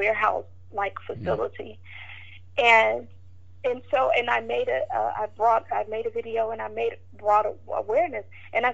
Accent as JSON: {"language": "English", "town": "Marietta", "region": "Georgia", "country": "United States", "tie": "born or raised there", "also_born_or_lived": "Smyrna, Georgia", "accent": "southern", "said": "my southern accent, I was calling it Mac Allen. But when I got there, they corrected me and they said, no, it's McAllen. But I'm from Georgia"}